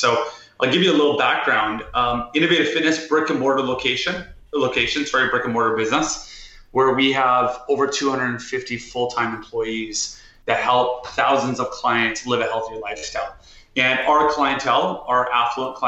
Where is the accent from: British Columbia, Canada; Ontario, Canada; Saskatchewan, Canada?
British Columbia, Canada; Vancouver; growing up in Vancouver, Canada, I was always an athlete.